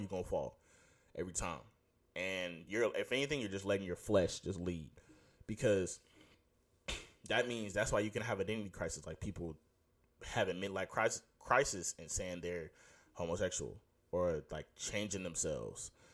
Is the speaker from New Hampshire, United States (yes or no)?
no; Houston, Texas, United States; I'm from Houston.